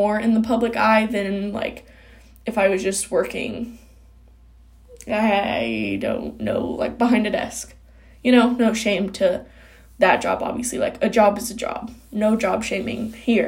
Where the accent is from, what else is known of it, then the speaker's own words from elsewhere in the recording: Kokomo, Indiana, United States; I'm from Kokomo, Indiana.